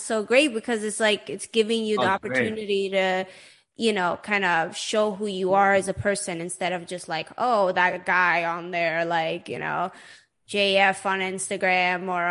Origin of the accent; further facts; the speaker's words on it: Sweden; growing up in Sweden